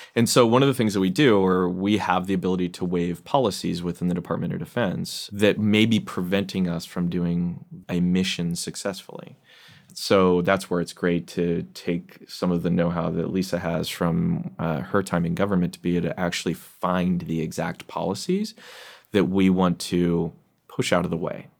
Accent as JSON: {"language": "English", "town": "Seattle", "region": "Washington", "country": "United States", "said": "I come from Seattle"}